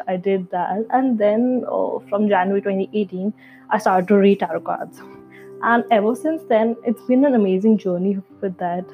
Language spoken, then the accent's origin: English; New Delhi, Delhi, India; I hail from India. I'm sure most of you know where India is, but yeah, and I'm from the capital city, New Delhi